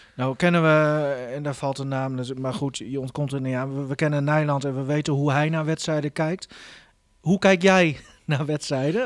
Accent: Groningen, Netherlands; wij als Groningers

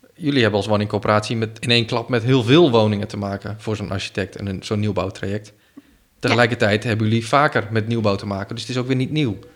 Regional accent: Ter Apel, Groningen, Netherlands; now in Groningen, Netherlands; Ik ben opgegroeid in Ter Post.

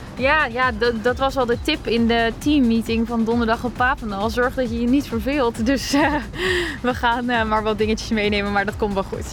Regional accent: Alphen aan de Rijn, South Holland, Netherlands; now in Groningen, Netherlands; Ik kom uit Alphen aan de Rijn. En daar heb ik ook heel lang eh, getraind

